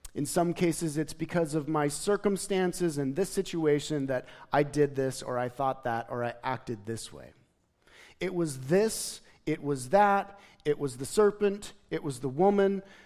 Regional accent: Gooding, Idaho, United States; moved away; I was from Gooding High School

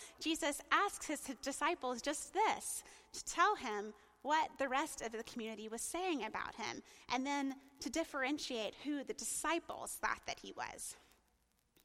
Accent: the South, United States; I'm from the South

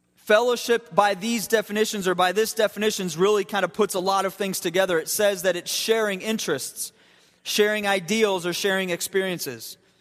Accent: Akron Canton area, Ohio, United States; moved away; The Akron Canton area

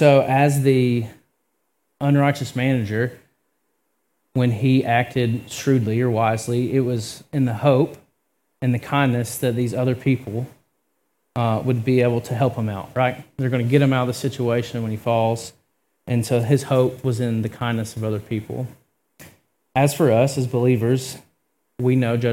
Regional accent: Georgia, United States; I'm also from Georgia

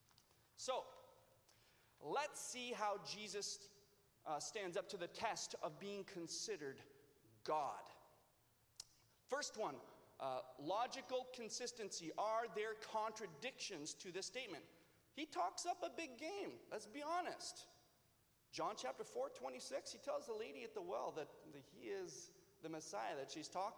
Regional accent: Leamington, Ontario, Canada; also born or lived in California; I am now from Leamington.

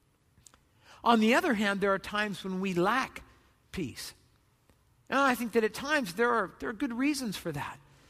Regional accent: Southern California, United States; I grew up in Southern California

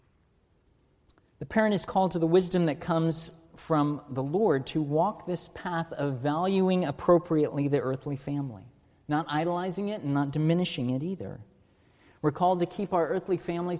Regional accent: United States

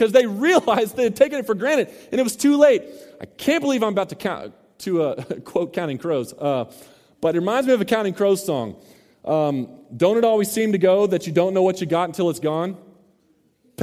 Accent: Mesquite, Texas, United States; also born or lived in Garland, Texas; Growing up in Mesquite / Garland area

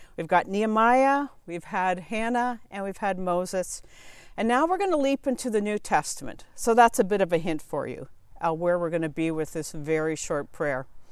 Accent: Southern Ontario, Canada; moved away as an adult; also born or lived in Asia / Boston; I was born and raised in Southern Ontario

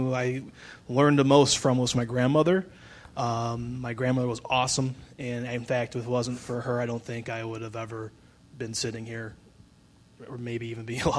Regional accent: Brunswick, United States; Well, I've been born and raised in Brunswick. I thought after high school I'd never come back, but God had other plans.

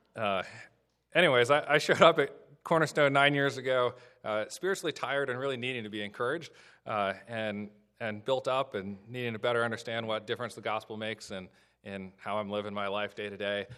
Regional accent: Illinois, United States; now in Southern Maryland, United States; I grew up in the Midwest in Illinois

